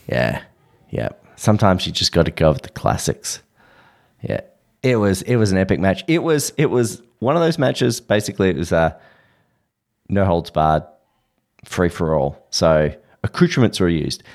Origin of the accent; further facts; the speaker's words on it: Australia; I'm Australian